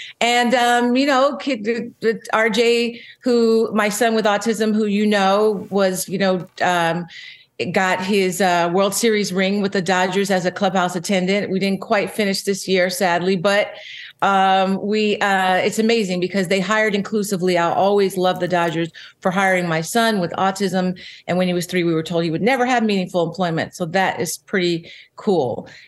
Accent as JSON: {"language": "English", "town": "Philadelphia", "region": "Pennsylvania", "country": "United States", "moved": "yes", "lives_now": "Los Angeles, United States", "said": "When I came to LA from Philadelphia many years ago and walked along that boulevard, I remember looking down going, maybe I could get one of these one day."}